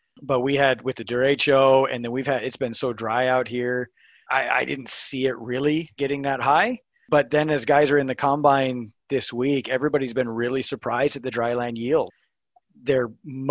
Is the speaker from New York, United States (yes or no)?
no; Missouri, United States; now in Kearney, United States; I'm actually from Missouri, but live here in central Nebraska, Kearney.